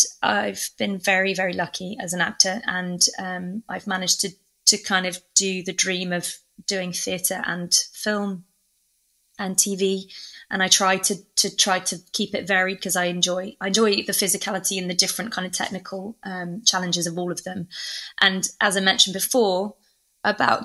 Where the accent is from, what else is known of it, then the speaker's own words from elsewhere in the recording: England, United Kingdom; also born or lived in Oxford / London; I'm from England